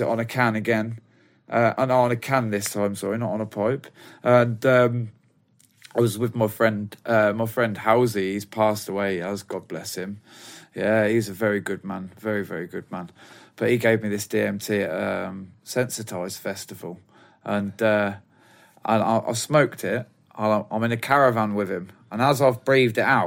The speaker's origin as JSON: {"language": "English", "town": "Banbury", "region": "South East England", "country": "United Kingdom", "tie": "born or raised there", "moved": "as an adult", "said": "we were selling stuff in my hometown, Banbury, Oxford"}